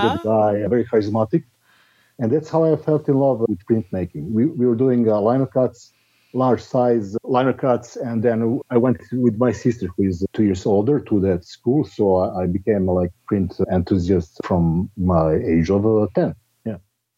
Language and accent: English; Belgrade, Serbia; I'm living in Belgrade, which is my hometown in Serbia